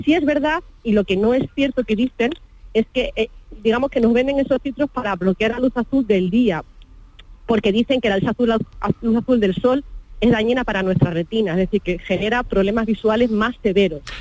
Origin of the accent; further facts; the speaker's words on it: Río Tinto, Andalusia, Spain; mi tierra